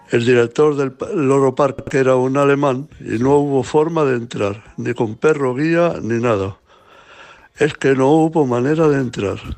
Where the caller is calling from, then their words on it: Granada, Andalusia, Spain; Hola amigos mascoteros … de Granada.